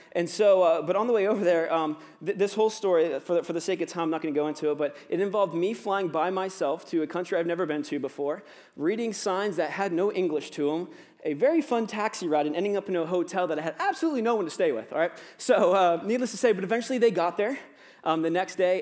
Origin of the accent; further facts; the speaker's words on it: Virginia, United States; accent: cowboy; moved away as an adult; now in Niagara, Canada; obviously my accent, I'm not Canadian. I'm from Virginia, so I sound like a cowboy, apparently.